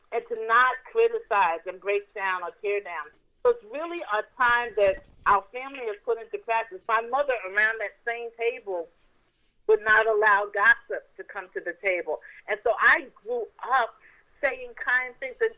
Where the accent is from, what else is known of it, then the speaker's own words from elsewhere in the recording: New York City, New York, United States; So I'm from New York, New York.